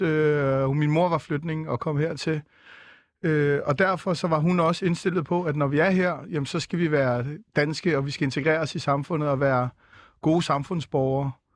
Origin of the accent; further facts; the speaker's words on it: Viborg, Central Denmark Region, Denmark; moved away; also born or lived in Aarhus; Jeg er født i Viborg